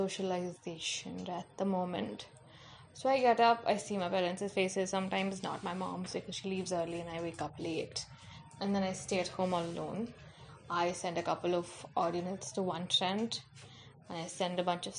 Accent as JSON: {"language": "English", "country": "India", "said": "I'm fucking Indian."}